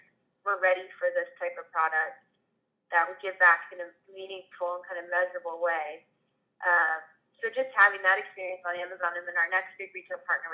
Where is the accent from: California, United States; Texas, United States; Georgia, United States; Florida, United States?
Texas, United States; growing up in Texas